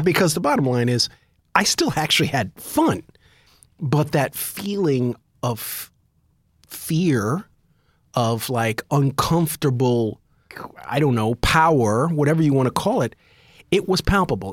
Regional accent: United States; as an American, we grew up idolizing guns.

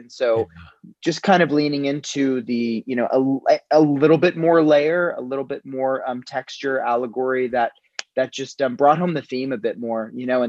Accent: Woodstock, New York, United States; I grew up in Woodstock, New York, which is a very, you know, fairly progressive town

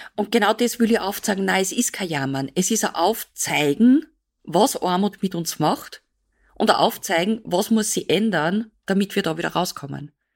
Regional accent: Austria; bei uns in Österreich

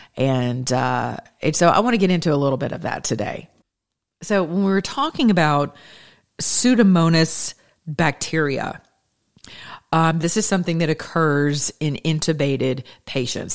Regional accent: United States; I'm American

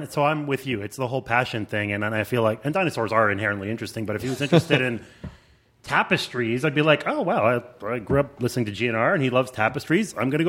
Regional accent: Montreal, Quebec, Canada; That doesn't really explain me because I grew up in Montreal and there was a baseball team there

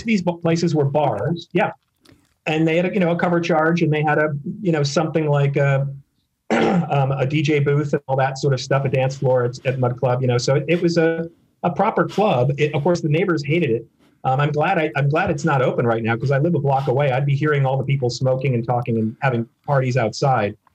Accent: Minneapolis, Minnesota, United States; also born or lived in Chicago, Illinois; now in New York, United States; I was born in the Minneapolis suburban area

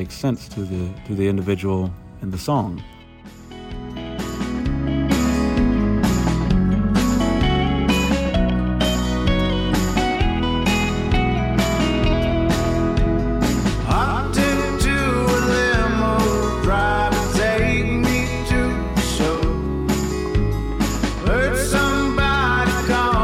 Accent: Atlanta, Georgia, United States; I was born here in Atlanta

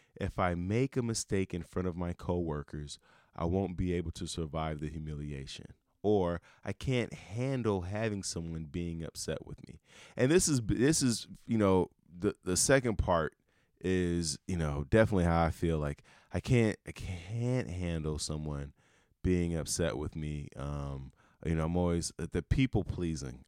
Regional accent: Chicago, Illinois, United States; I'm from Chicago, big Bears fan

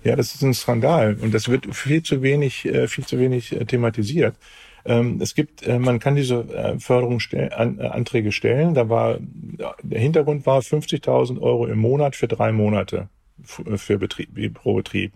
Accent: Hamburg, Germany; bei uns in Hamburg

